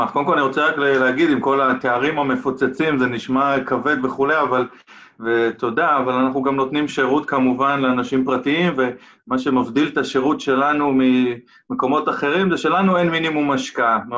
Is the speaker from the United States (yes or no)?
yes; United States; first language English; Hebrew is a second language; גדלתי הרבה שנים בארצות הברית בגלל העבודה של אבא שלי